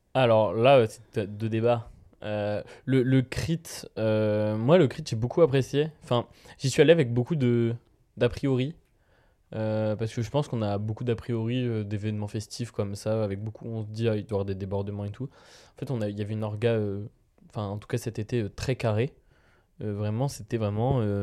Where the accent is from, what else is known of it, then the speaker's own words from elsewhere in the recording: Vierzon, Centre-Val de Loire, France; now in Tours, France; je viens de Vierzon, et à Vierzon, le, crottin de chavignol, le crottin de chèvre, c'est vraiment. Euh, j'ai été élevé avec ça